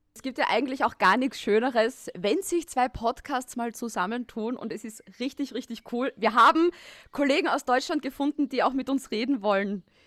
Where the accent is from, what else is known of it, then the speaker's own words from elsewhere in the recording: Styria, Austria; now in Vienna, Austria; ich bin Steirerin in Wien und ich wohne neben dem Red Bull Ring eigentlich